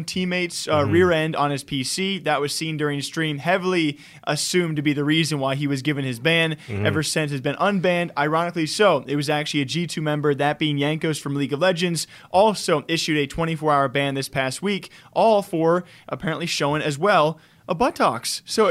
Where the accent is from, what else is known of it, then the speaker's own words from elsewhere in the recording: Iowa, United States; I'm from Iowa. I add U's all the time.